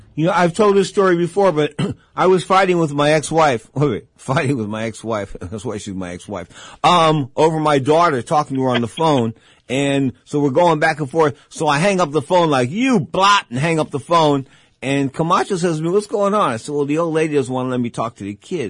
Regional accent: San Francisco, California, United States; I was born in San Francisco

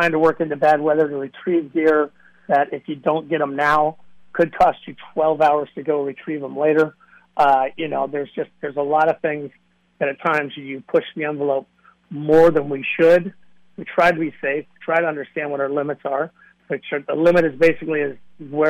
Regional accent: Northern California, United States; I'm from Northern California

